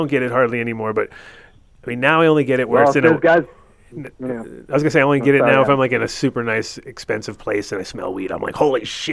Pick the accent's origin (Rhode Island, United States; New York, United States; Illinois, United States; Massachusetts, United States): Rhode Island, United States; Narragansett Bay; now in Colorado, United States; I was growing up in Narragansett Bay, and all these guys were lobster fishermen.